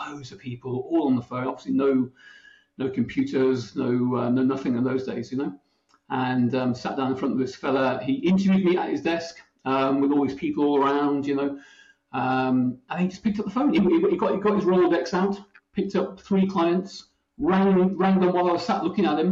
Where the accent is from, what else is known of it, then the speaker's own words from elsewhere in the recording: United Kingdom; now in Ireland; I'm a Brit living in Ireland. I live in the west of Ireland